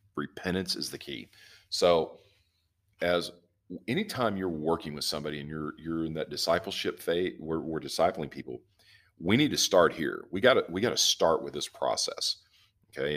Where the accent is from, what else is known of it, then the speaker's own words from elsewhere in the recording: the South, United States; I'm from the South